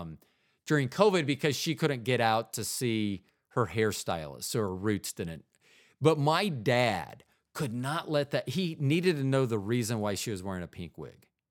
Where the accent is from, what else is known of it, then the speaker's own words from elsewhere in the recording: Florida, United States; in the eighties, when I grew up in Florida